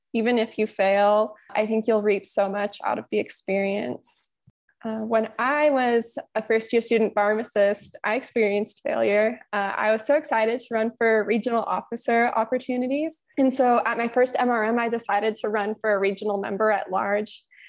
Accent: Olympia, Washington, United States; I was born and raised in Olympia, Washington, which is on the west side of Washington, just south of Seattle, until I graduated from high school.

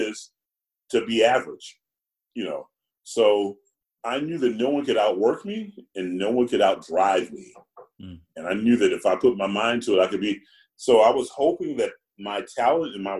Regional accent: Georgia, United States; also born or lived in South Carolina; I'm black and I'm from Georgia.

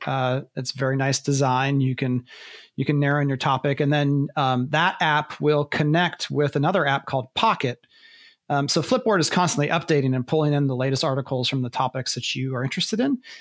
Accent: Ohio, United States; I'm from Ohio

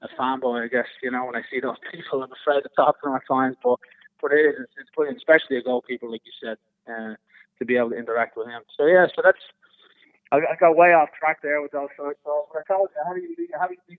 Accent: Dublin, Leinster, Ireland; moved away as an adult; now in United States; as a young kid growing up in Dublin

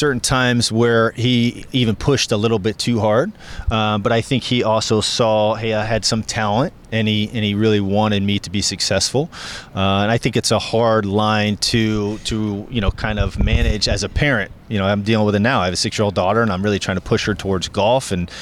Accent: Tampa, Florida, United States; a Tampa kid, born and raised in the area

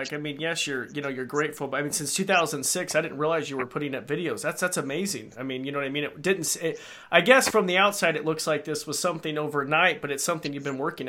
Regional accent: Idaho, United States; I'm in Idaho.

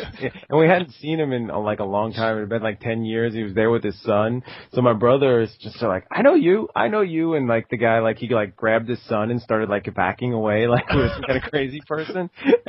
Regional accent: Long Island, New York, United States; I grew up on Long Island, New York

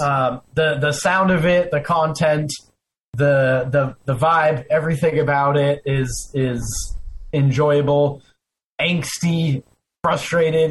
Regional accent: Arizona, United States; now in Florida, United States; I live in Florida, but I grew up in Arizona

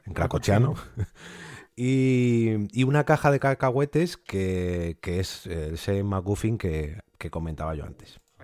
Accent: Spain; nuestra Españita, que aquí estamos viviendo muy bien

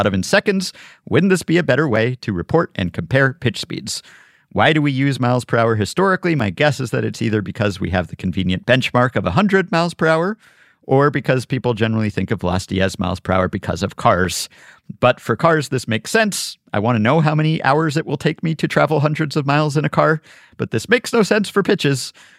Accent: New York, United States; a lot of cars as a New Yorker.

